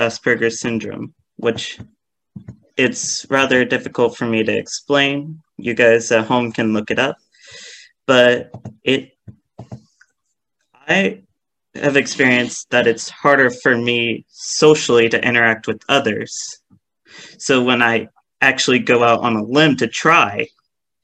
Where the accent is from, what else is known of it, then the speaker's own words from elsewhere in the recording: California, United States; I was born and raised in California my entire life